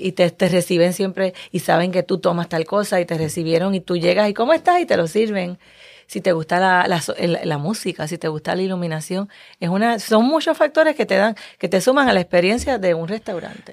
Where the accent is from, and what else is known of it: Puerto Rico